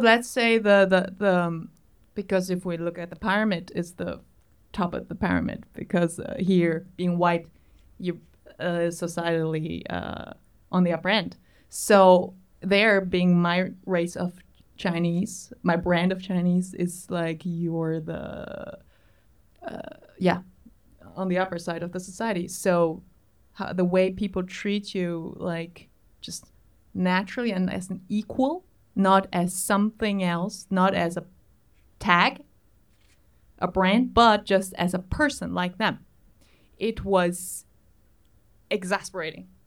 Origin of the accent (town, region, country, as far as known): Berlin, Germany